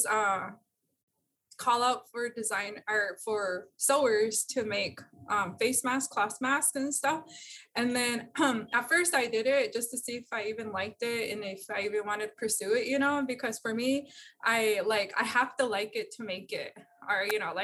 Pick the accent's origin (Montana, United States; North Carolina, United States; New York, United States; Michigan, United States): Montana, United States; I'm from Montana